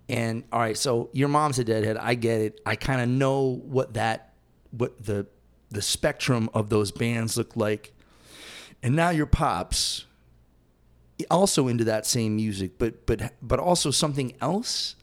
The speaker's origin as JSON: {"language": "English", "region": "Massachusetts", "country": "United States", "tie": "born or raised there", "moved": "yes", "said": "I was born in Massachusetts"}